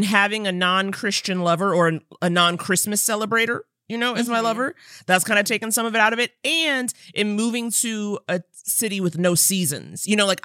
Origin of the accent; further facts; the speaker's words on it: New York, United States; I grew up in Harlem